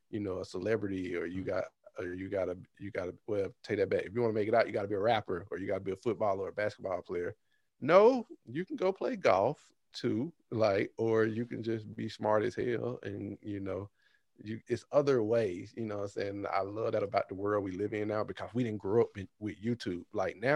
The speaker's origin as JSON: {"language": "English", "town": "Birmingham", "region": "Alabama", "country": "United States", "tie": "born or raised there", "lives_now": "California, United States", "said": "I'm in California, but I'm originally from Birmingham, Alabama."}